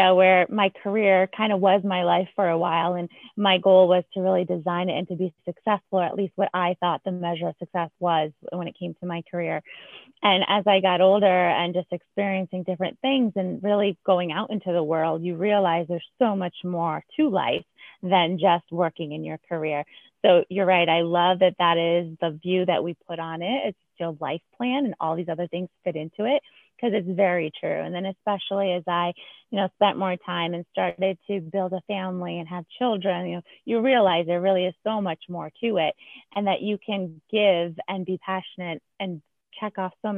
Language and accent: English; New England, United States; I'm originally from New England